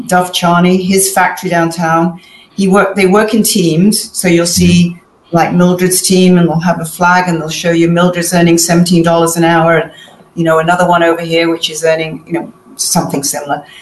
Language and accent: English; Manchester, North West England, United Kingdom; moved away; I'm originally from Manchester in England